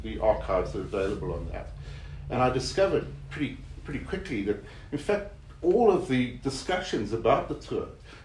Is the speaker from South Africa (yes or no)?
yes; South Africa; moved away as an adult; I grew up under apartheid in South Africa, so I grew up in a rigorous and evil racist system.